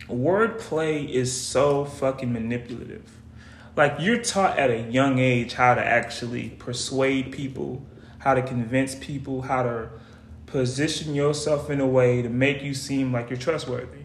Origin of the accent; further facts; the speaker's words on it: United States; accent: Geechee; in my natural everyday life in my hometown, I'm talking Geechee.